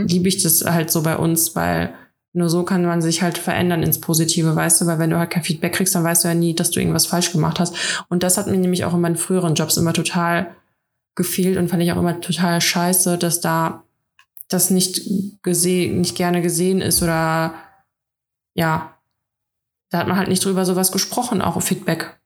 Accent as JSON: {"language": "German", "country": "Russia", "moved": "yes", "lives_now": "Germany", "said": "bei uns in Russland"}